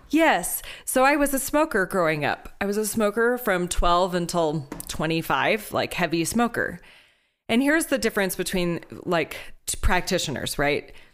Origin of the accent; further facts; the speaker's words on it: Houston, Texas, United States; Growing up in Houston